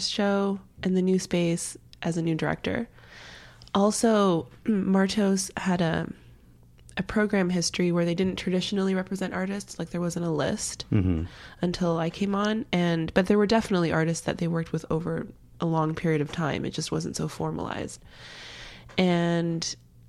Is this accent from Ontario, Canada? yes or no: yes; Brampton, Ontario, Canada; moved away as an adult; also born or lived in Toronto; now in United States; I'm from Toronto. I grew up just outside of Toronto, about 20 minutes outside in this small town called Brampton.